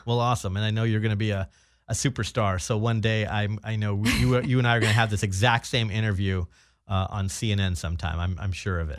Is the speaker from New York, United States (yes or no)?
no; Orange County, Southern California, United States; I was born and raised uh, in Southern California. Mm-hmm. I'm actually uh, from Orange County